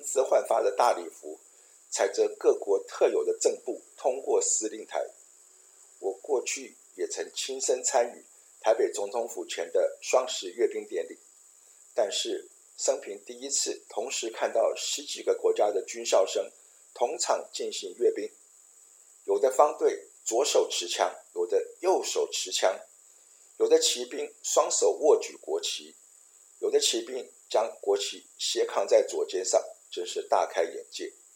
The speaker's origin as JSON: {"language": "Chinese", "country": "Taiwan", "moved": "as an adult", "lives_now": "Paraguay", "said": "有很多在台湾当兵的故事"}